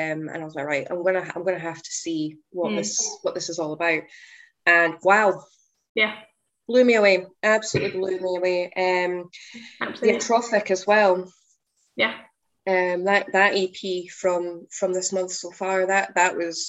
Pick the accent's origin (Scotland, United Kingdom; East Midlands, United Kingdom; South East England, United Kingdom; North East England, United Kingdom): Scotland, United Kingdom; my fellow Scottish friends